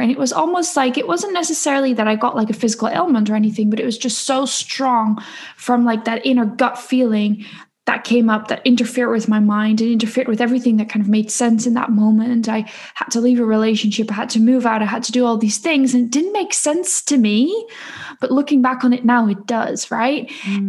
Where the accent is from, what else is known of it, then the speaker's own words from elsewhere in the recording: Netherlands; I am born and raised in the Netherlands